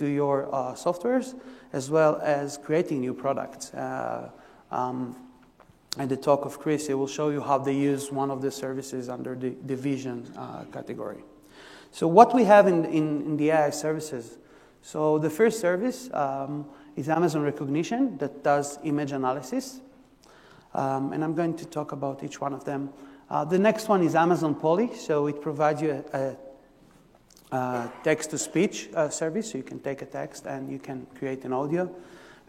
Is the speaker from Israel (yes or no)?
yes; Israel; English is a second language; moved away; so I'm originally from Israel, you can hear from the by the accent